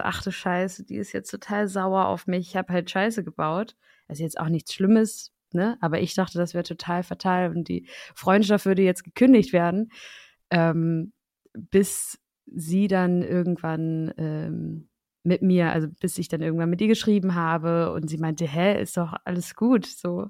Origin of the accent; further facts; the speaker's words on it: Schleswig-Holstein, Germany; now in Berlin, Germany; Und ich komme aus Schleswig-Holstein.